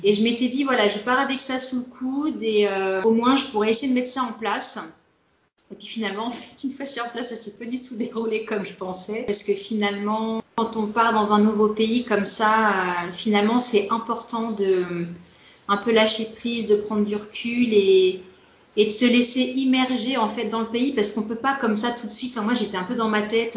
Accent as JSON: {"language": "French", "town": "Nantes", "region": "Pays de la Loire", "country": "France", "tie": "born or raised there", "moved": "as an adult", "lives_now": "Natal, Brazil", "said": "je suis originaire de, Loire-Atlantique, hein, donc je suis née à Nantes exactement, et euh, peut-être pour ceux qui se connaissent, j'ai passé mon adolescence dans une ville qui s'appelle Ancigny, qui a une trentaine de kilomètres de Nantes"}